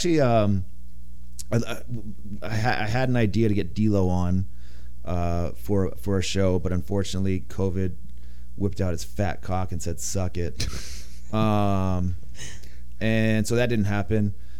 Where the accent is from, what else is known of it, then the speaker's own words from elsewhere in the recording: Ramona, California, United States; I grew up in Ramona, and there was a bunch of rattlesnakes everywhere.